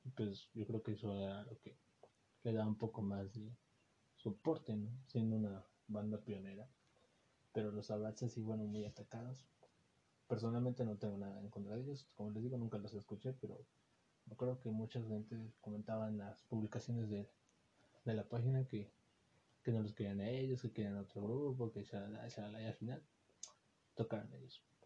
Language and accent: Spanish; Xalapa, Veracruz, Mexico; los que somos de Jalapa